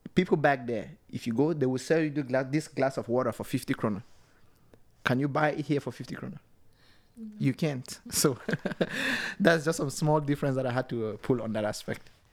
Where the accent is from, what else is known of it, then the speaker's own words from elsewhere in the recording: Cameroon; now in Norway; I'm from Cameroon